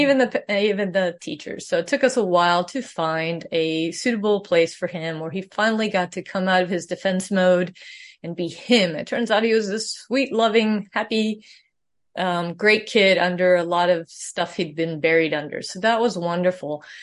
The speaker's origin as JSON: {"language": "English", "country": "Sweden", "tie": "born or raised there", "moved": "yes", "said": "I was born in Sweden"}